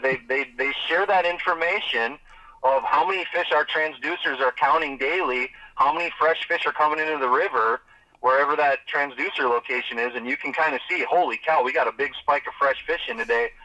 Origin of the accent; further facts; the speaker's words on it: Minnesota, United States; my my home state